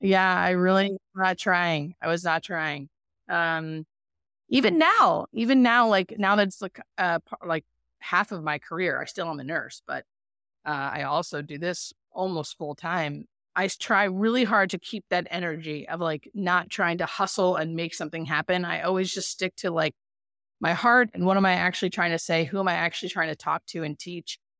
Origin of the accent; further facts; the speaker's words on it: Erie, Pennsylvania, United States; moved away as an adult; also born or lived in Baltimore, Maryland; now in California, United States; I'm from Erie, Pennsylvania, and I grew up there until about I was twenty-five